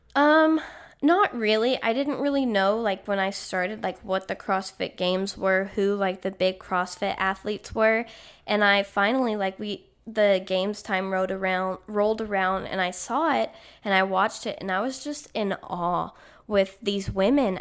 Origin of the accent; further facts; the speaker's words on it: Granbury, Texas, United States; moved away as an adult; I'm from Granbury. It's a smaller town outside of Fort Worth